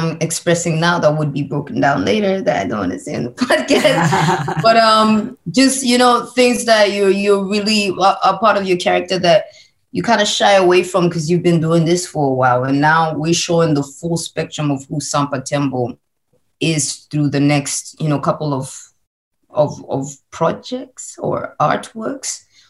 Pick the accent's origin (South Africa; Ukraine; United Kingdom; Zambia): Zambia; So and saying I'm from Zambia, not because it's actual fact, it's also just reminding people that such stuff happens from the continent, from my country.